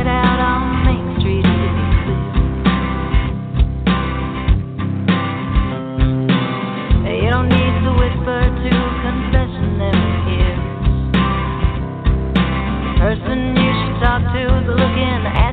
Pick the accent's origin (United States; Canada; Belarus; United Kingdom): Canada; accent: Canadian; my Canadian accent